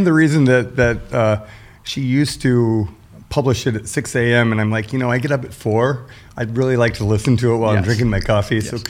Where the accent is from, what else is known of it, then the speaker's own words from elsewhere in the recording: Atlanta, Georgia, United States; born there; also born or lived in Washington, D.C. / Marion, Illinois / Leavenworth, Kansas; So I was born in Atlanta, Georgia.